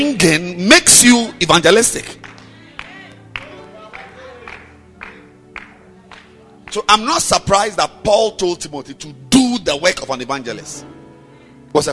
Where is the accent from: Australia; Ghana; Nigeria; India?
Ghana; I'm a Ghanaian